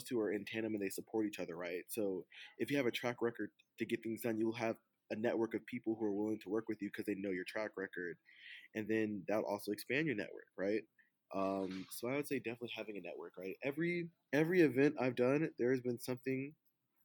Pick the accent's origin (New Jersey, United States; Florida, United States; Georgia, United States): Georgia, United States; Atlanta; my hometown of Atlanta